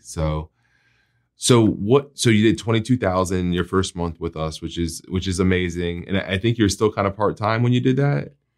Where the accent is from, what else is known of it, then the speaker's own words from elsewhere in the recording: New Jersey, United States; moved away as an adult; now in Florida, United States; I'm, I'm from New Jersey, so I used to live in North Jersey, and when we went to the beach, we would call it, we're going to the shore